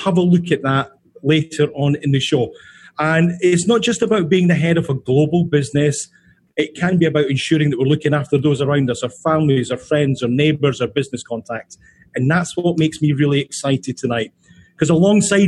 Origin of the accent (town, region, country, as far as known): Scotland, United Kingdom; now in New York, United States